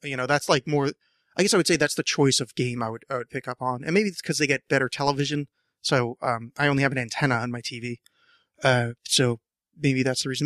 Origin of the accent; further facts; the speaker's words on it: New Jersey, United States; now in Portland, United States; I mispronounce that word terrifically because I'm from New Jersey and I pronounce it draw